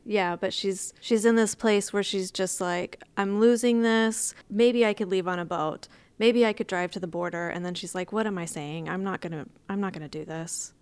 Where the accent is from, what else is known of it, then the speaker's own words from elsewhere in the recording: Texas, United States; I'm from Texas, and so we have Texas history in Texas